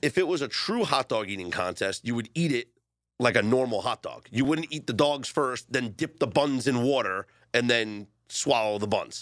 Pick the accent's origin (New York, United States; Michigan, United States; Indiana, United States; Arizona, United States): New York, United States; New York City; now in Las Vegas, United States; I grew up in Coney Island